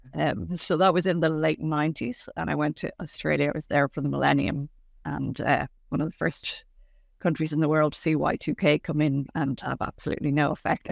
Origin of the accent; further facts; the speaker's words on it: Ireland; being an Irish family in the seventies and eighties, yeah, five children in relatively quick succession